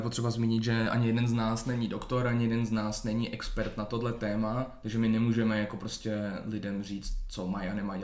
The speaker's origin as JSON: {"language": "Czech", "town": "Hradec Králové", "region": "Hradec Králové Region", "country": "Czechia", "said": "Hradec Králové, no, odkud pocházím"}